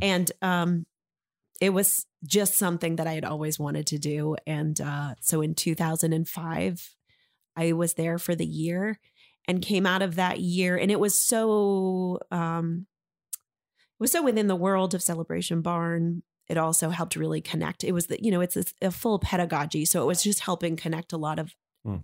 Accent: Maine, United States; also born or lived in San Francisco; I grew up in Maine and grew up right here

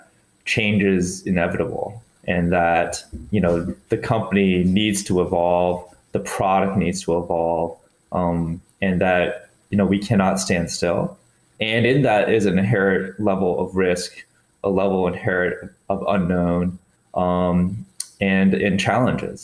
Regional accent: Boulder, Colorado, United States; I grew up in Boulder, Colorado, where you're just completely engrossed in cycling and fitness and triathletes

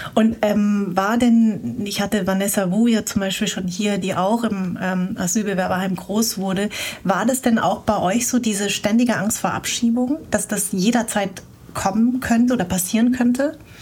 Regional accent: Darmstadt, Hesse, Germany; ich bin in Darmstadt groß geworden

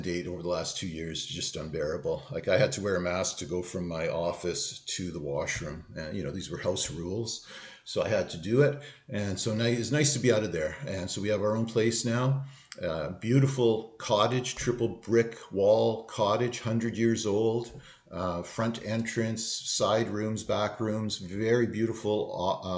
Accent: Thunder Bay, Ontario, Canada; moved away; I grew up in Thunder Bay, Ontario.

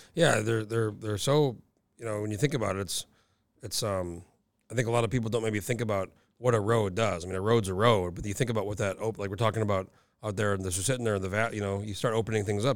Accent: New Mexico, United States; moved away as an adult; now in Alaska, United States; I grew up in New Mexico and I've been here, you know, almost over nineteen years now

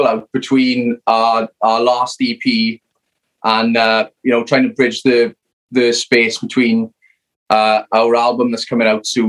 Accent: Merthyr Tydfil, Wales, United Kingdom; South Wales, we are. It's, we're from Merthyr Tydfil

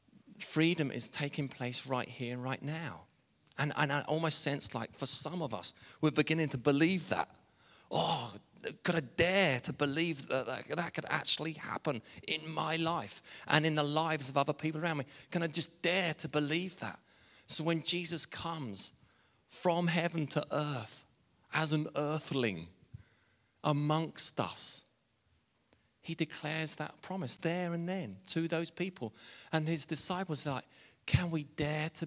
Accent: England, United Kingdom; I'm English

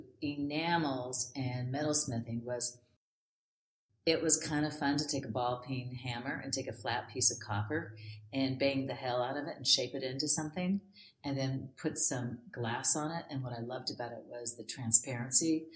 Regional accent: Los Angeles, California, United States; also born or lived in San Diego; I actually was born and raised in Los Angeles

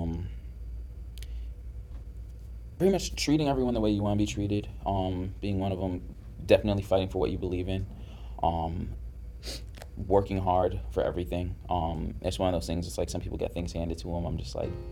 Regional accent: Boston, Massachusetts, United States; I grew up in Dorchester

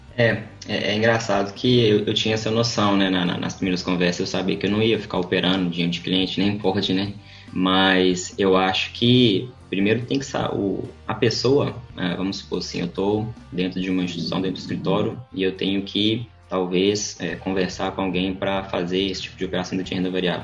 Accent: Viçosa, Minas Gerais, Brazil; moved away as an adult; also born or lived in São Luís; now in Belo Horizonte, Brazil; Voltei para o interior, em Viçosa, onde que eu fui criado, cresci, estudei

